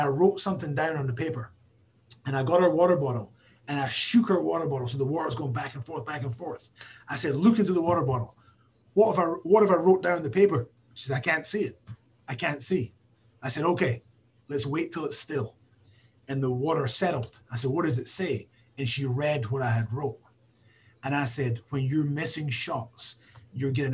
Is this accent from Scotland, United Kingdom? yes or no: yes; Scotland, United Kingdom; I'm a Scottish guy